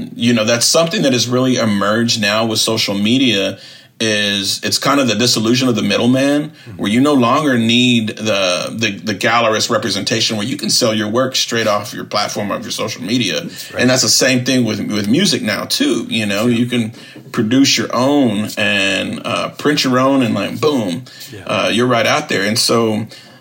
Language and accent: English; Southern California, United States; moved away as an adult; also born or lived in Austin, Texas / Wisconsin; As a Chicano growing up in Southern California, I was raised seeing, like, the murals, the narratives, the tattoo culture of my cousins